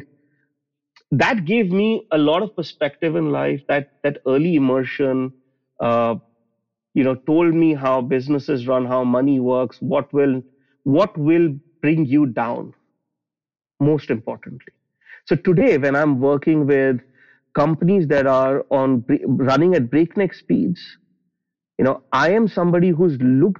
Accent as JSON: {"language": "English", "region": "Delhi", "country": "India", "tie": "born or raised there", "said": "I grew up in Delhi in India, which is the capital of the country"}